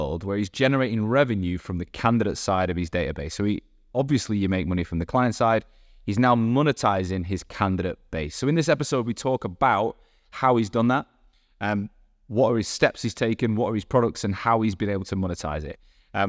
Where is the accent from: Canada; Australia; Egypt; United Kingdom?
United Kingdom; Manchester, North West England; accent: Manc; moved away as an adult; I left Manchester when I was 18 and I either sound totally Manc or not Manc.